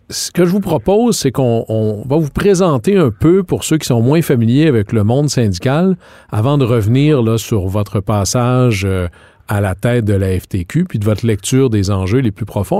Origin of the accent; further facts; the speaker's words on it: Quebec, Canada; chez nous au Québec